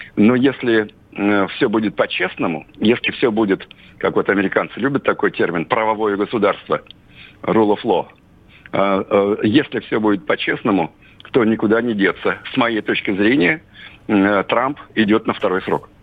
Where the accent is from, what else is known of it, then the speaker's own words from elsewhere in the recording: Russia; здесь, на родине.